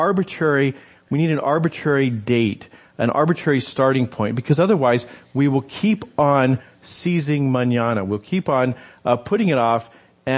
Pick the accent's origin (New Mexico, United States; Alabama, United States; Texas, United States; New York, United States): New Mexico, United States; I grew up in New Mexico